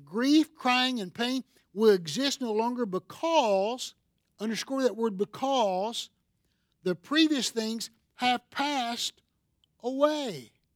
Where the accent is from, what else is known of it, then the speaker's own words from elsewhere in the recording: Seneca, South Carolina, United States; I'm from Seneca, South Carolina, and a lot of us want to go back to our home where we grew up